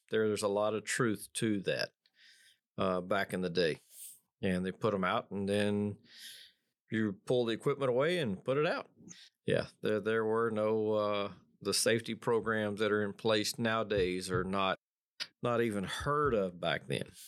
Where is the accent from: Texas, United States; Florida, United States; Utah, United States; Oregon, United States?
Texas, United States; Odessa; growing up in West Texas, it's nothing but broomsticks, tumbleweeds